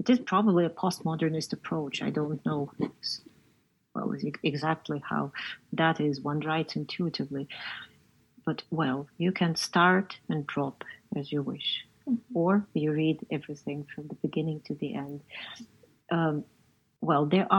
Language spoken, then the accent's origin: English; Zaporizhzhia, Zaporizhzhia Oblast, Ukraine; I was born in Zaporizhia, which is midway between, you know, the ex-capital of the ignominious Soviet Union and the Black Sea, deep province at the time I was growing up